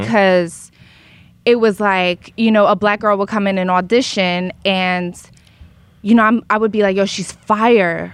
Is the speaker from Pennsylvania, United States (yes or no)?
yes; Philadelphia, Pennsylvania, United States; now in Los Angeles, United States; I grew up in Philly, which is integrated and segregated